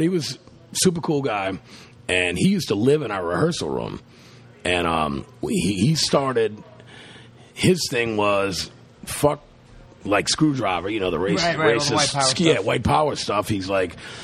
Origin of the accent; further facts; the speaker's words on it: the South, United States; we're from the South